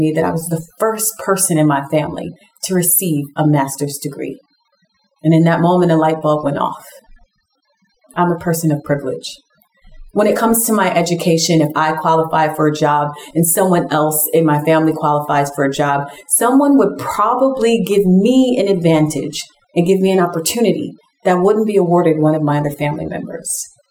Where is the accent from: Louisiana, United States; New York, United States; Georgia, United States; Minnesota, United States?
New York, United States; New York City; I grew up in Brooklyn, New York, in Bed-Stuy. And honestly, I'm still here to this day planting a church.